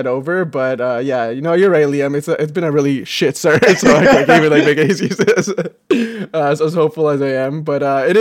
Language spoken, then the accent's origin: English; Canada; we're from Canada, so we're kind of removed from everything